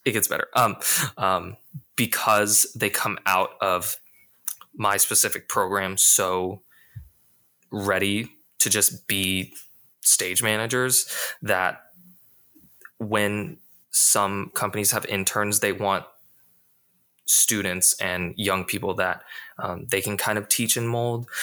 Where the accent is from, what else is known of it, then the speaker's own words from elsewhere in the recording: Las Vegas, Nevada, United States; moved away as an adult; I'm originally from Las Vegas